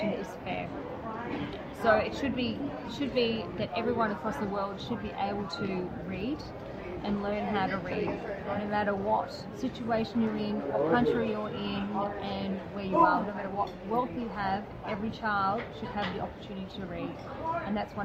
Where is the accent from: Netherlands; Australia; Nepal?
Australia; Melbourne, Victoria; from Melbourne, Australia.